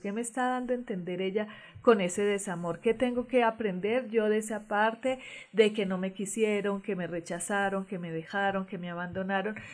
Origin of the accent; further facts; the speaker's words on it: Colombia; moved away; en todos mis documentos colombianos dice nacida en Venus, Colombia